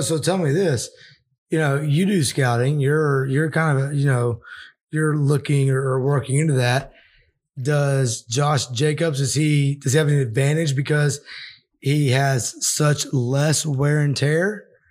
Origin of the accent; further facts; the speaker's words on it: Arkansas, United States; I'm from Arkansas